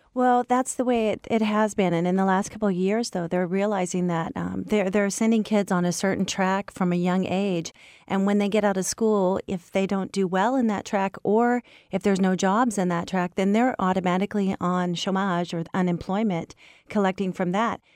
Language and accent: English; United States; moved away as an adult; now in France; I was raised in the United States